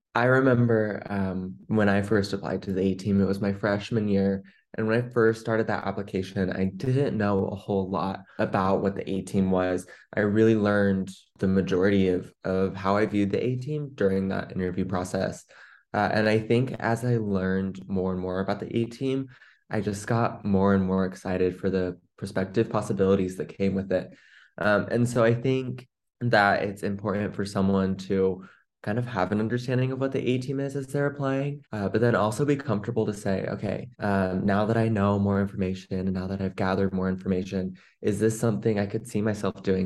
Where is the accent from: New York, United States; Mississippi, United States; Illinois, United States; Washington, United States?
Washington, United States; Seattle; I'm from the Seattle, Washington area.